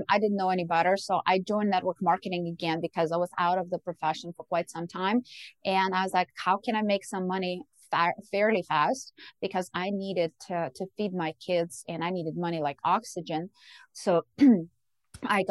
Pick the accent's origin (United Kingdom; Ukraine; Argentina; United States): Ukraine; moved away; I was born and raised in Ukraine